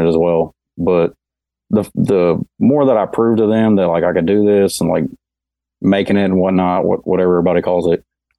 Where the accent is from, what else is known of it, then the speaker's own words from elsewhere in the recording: Newburgh, Indiana, United States; moved away as an adult; also born or lived in Madisonville, Kentucky; now in Nashville, United States; I was born in Madisonville, Kentucky, and I grew up in Newburgh, Indiana, mainly.